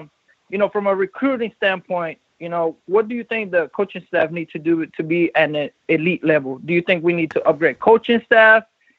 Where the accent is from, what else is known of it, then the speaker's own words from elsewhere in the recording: Haines City, Florida, United States; also born or lived in Sebastian, Florida; You know, I grew up in Polk County, Haines City, Devonport area.